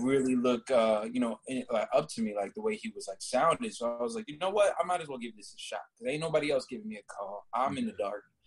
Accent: Orlando, Florida, United States; also born or lived in Rhode Island; I was born in Rhode Island, but I, I rep Orlando, Florida heavy. I was there for majority of my life

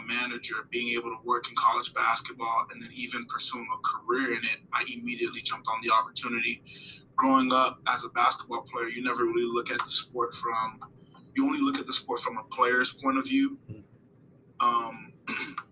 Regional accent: Broward County, South Florida, United States; moved away as an adult; also born or lived in Brooklyn, New York / Haiti; now in Tallahassee, United States; Born in Brooklyn, New York. I lived there for a few years. And then I moved to Haiti. I lived in Haiti for a few years as well. But for the most part, I was raised in South Florida, specifically Broward County, Florida

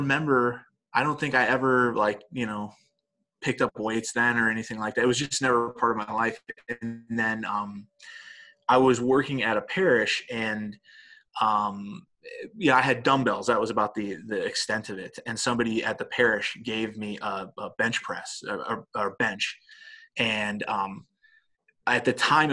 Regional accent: Dallas, Texas, United States; moved away; This is where I grew up in Dallas.

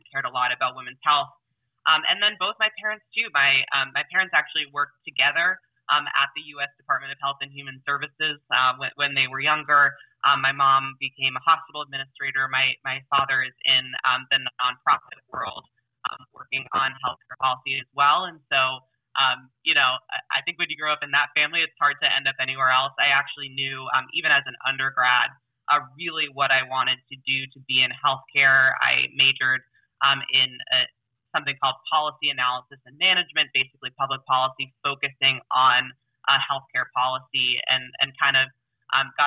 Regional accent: Silicon Valley, California, United States; also born or lived in New Jersey; now in Pennsylvania, United States; I grew up kind of in Silicon Valley, although it wasn't really Silicon Valley.

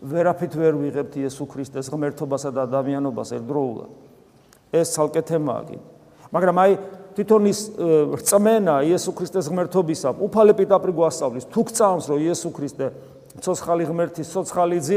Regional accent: Georgia; ქართულ კულტურაში აღზდილებს ეს ცოტა არ გესმის იმიტომ რომ ჩვენ ამ წიაღში გავიზარდე

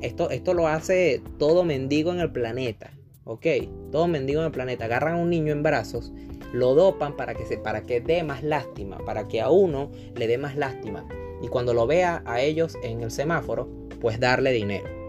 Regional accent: Venezuela; now in Chile; a los venezolanos que estamos remotamente bien

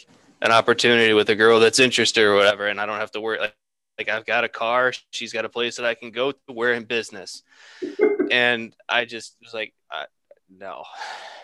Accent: Troy, New York, United States; Justin and I grew up outside of Troy

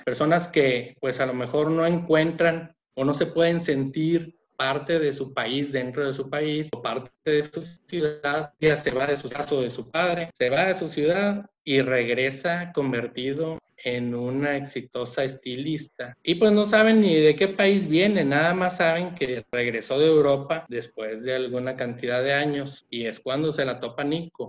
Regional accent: Mexico; mi país, México.

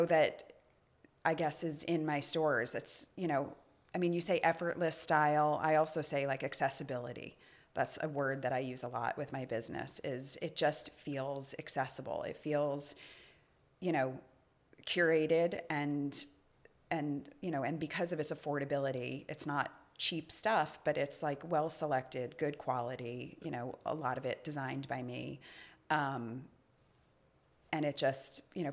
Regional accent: New York, United States; moved away; I'm a New Yorker

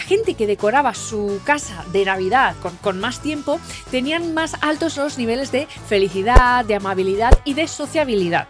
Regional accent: Sámano, Cantabria, Spain; yo soy de Sámano

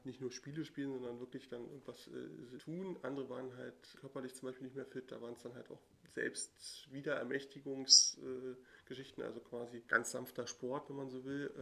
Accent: Berlin, Germany; ich bin ja in Pankow zur Schule gegangen

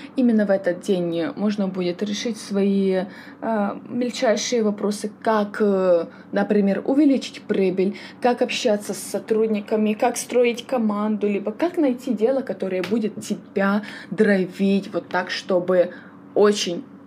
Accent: Kyiv, Ukraine; сама я родом с Киева

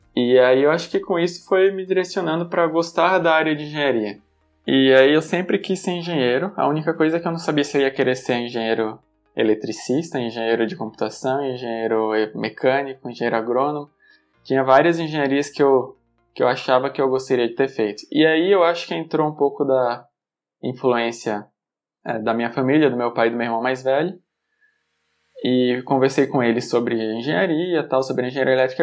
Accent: Aracaju, Sergipe, Brazil; moved away as an adult; also born or lived in Campinas; now in São Paulo, Brazil; Morei em Aracaju até o final do ensino médio, ou seja, até os 18 anos

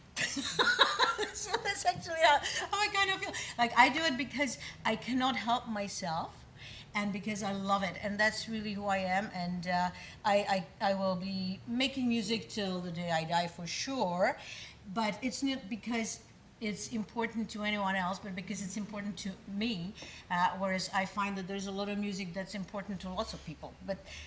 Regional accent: Prague, Czechia; moved away; I am Czech by birth. I was born in Prague

